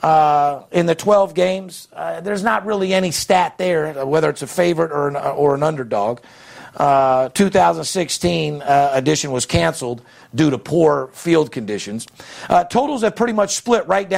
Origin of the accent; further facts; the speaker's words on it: Las Vegas, Nevada, United States; I'm fourth generation, born and raised in Las Vegas